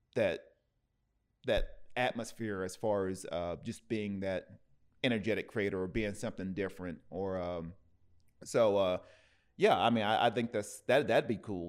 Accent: Tennessee, United States; now in Oceanside, United States; I'm originally from, you know, from Tennessee, I'm from the South

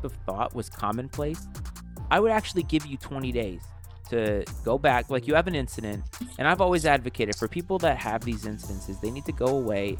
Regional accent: United States; as an American

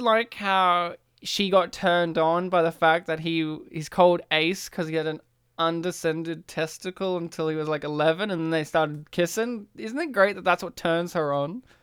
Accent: Australia; as an Australian

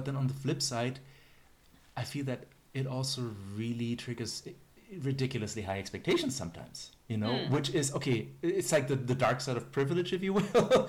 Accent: Germany; because I'm from Germany and I like German and I went to a German university and yada yada yada, you know.

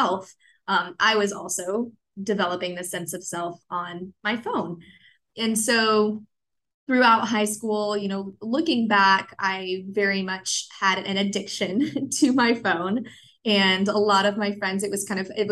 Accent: Orlando, Florida, United States; also born or lived in Miami, Florida; growing up in Miami, and then I moved to Orlando when I was 8

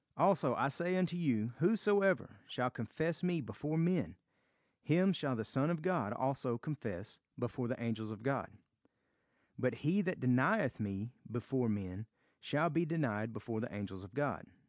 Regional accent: the South, United States; accent: Southern; I am from America, and I have a Southern accent.

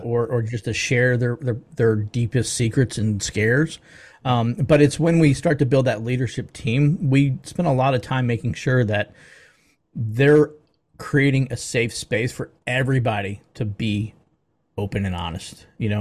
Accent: Baltimore, Maryland, United States; now in Atlanta, United States; I'm from the Baltimore, D C area originally

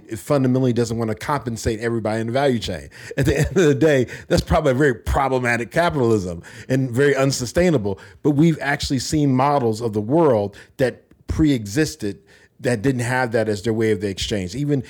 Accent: Montana, United States; born there; now in Washington, D.C., United States; Well, I've lived all over the United States. My dad was in the military, but my base of operations is Washington, D.C. I was actually born in Montana, which is a very far-flung state in America.

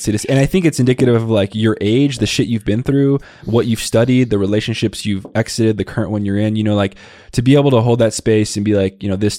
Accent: Tucson, Arizona, United States; I grew up in the Southwest body. It was in Tucson, Arizona. So, you know, the way to speak where I grew up, is very much not acceptable today

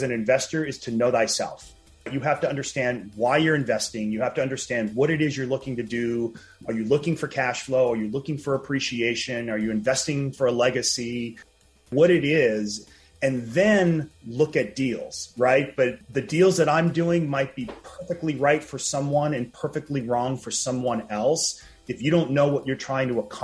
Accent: New Orleans, Louisiana, United States; now in Los Angeles, United States; I'm actually from New Orleans, even though I live out here in LA.

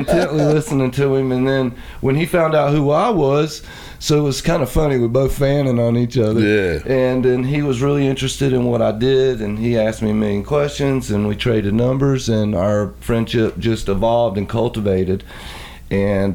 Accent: East Coast, United States; I'm from the East Coast

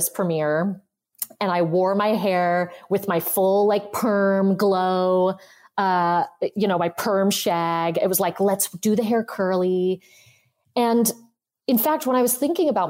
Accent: South Pasadena, California, United States; I grew up in South Pasadena

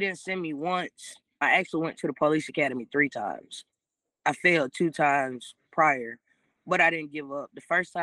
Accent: Taliaferro County, Georgia, United States; I'm actually from Tolliver County

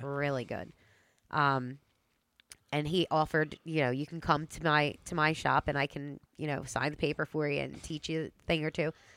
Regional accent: Delaware County, Pennsylvania, United States; Delco girl.

